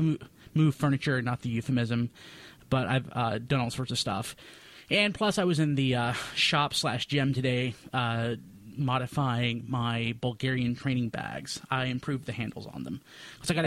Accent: the South, United States; I grew up in the South

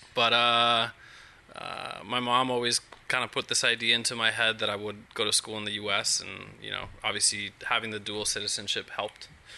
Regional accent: Mexico City, Mexico; now in Napa, United States; I was born and raised in Mexico City to two parents who are involved in academia.

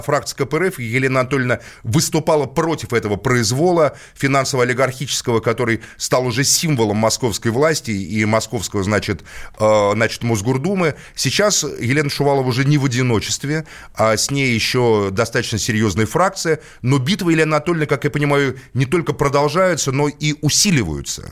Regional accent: Moscow, Russia; Я коренной москвич

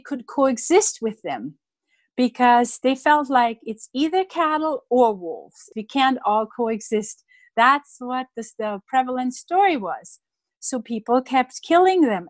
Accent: Germany; moved away; when I was a child growing up in Germany

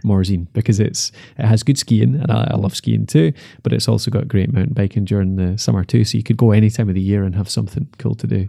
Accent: Dumfries, Scotland, United Kingdom; moved away; I'm from Dumfries originally

